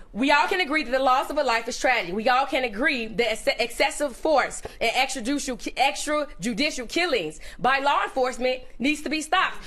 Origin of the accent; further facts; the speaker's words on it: Chicago, Illinois, United States; I'm from Chicago